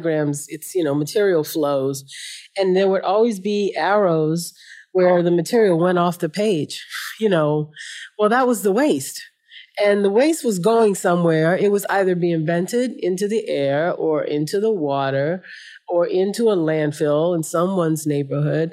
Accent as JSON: {"language": "English", "town": "New Orleans", "region": "Louisiana", "country": "United States", "tie": "born or raised there", "said": "I was raised in New Orleans on the Gulf Coast of the United States."}